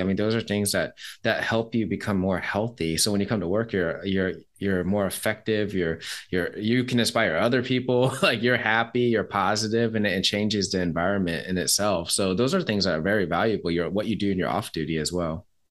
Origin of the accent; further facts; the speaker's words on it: Seattle, Washington, United States; I'm from Seattle